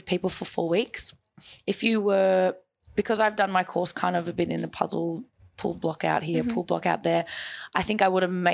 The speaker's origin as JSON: {"language": "English", "country": "Australia", "said": "as Australian citizens"}